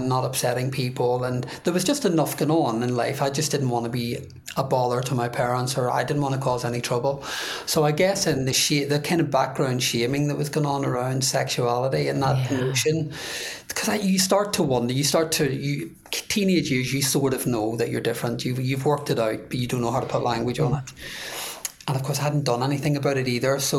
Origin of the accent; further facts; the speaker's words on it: Belfast, Northern Ireland, United Kingdom; moved away; I'm growing up in Northern Ireland